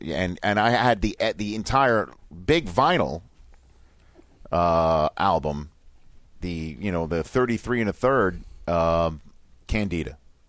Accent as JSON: {"language": "English", "region": "New York", "country": "United States", "moved": "as an adult", "lives_now": "Los Angeles, United States", "said": "Where we are from, you New England, me New York..."}